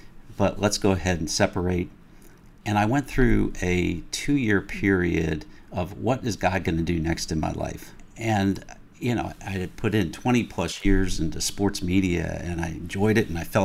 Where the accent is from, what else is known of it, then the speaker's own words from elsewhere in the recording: Pennsylvania, United States; moved away as an adult; also born or lived in Ohio / North Carolina; lived most of my formative years in the Pennsylvania area